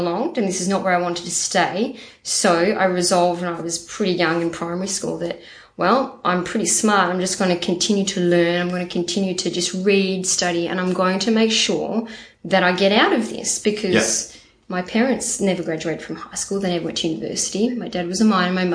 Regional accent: Pinjarra, Western Australia, Australia; also born or lived in Port Hedland, Western Australia; I grew up in North Pinjarra

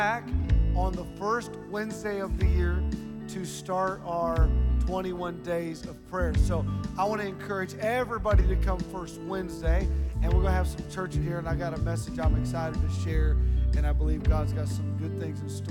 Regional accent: Ohio, United States; moved away; I'm from Ohio

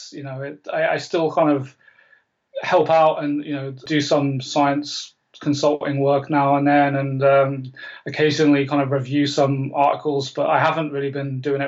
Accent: Canada; I'm Canadian. I mean, I don't sound it, but I am Canadian.

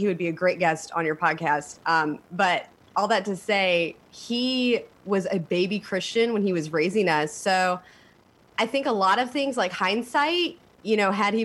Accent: Elkhart, Indiana, United States; now in Raleigh, United States; I come from a little town in Indiana called Elkhart

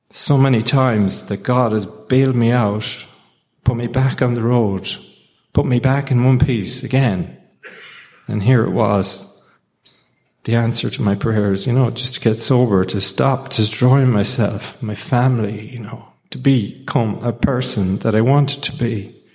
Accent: Ireland; I'm from Ireland

